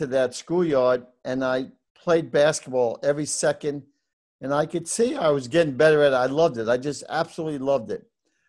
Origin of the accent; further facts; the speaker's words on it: New York City, New York, United States; Well, I was born in the Bronx, New York. And my parents were Irish immigrants.